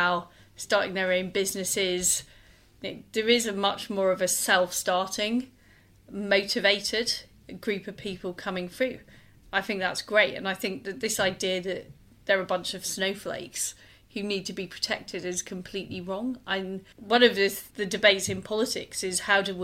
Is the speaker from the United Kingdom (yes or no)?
yes; Leeds, Yorkshire and the Humber, United Kingdom; moved away as an adult; now in London, United Kingdom; I grew up in Leeds. I moved to London in the 1990s